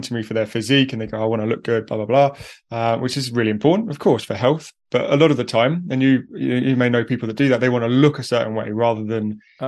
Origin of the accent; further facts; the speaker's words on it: United Kingdom; accent: British; So I'm from the UK.